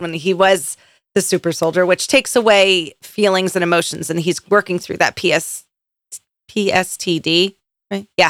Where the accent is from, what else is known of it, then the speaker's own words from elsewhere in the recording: Philadelphia, Pennsylvania, United States; I'm from Philadelphia?